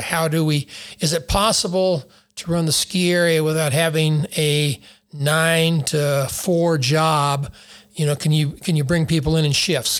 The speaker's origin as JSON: {"language": "English", "town": "Taos", "region": "New Mexico", "country": "United States", "tie": "born or raised there", "said": "I grew up in Taos, uh, and was a ski bum"}